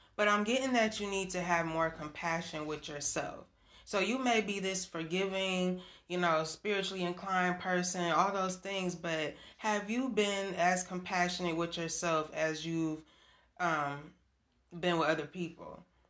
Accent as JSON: {"language": "English", "region": "Michigan", "country": "United States", "said": "I'm from Michigan"}